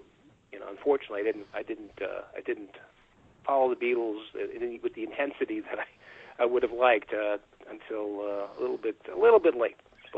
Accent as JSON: {"language": "English", "region": "New York", "country": "United States", "tie": "born or raised there", "said": "Well, again, you know, I grew up on Long Island, very close to New York City."}